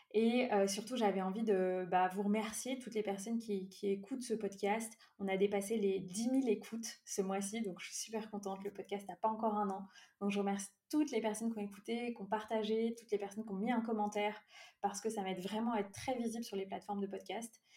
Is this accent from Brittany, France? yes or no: yes; near Brittany, France; moved away as an adult; also born or lived in Lyon region; je vis actuellement euh, en Bretagne, près de là où j'ai grandi, après avoir euh, euh, beaucoup développé mes activités dans le sud-est, notamment dans la région lyonnaise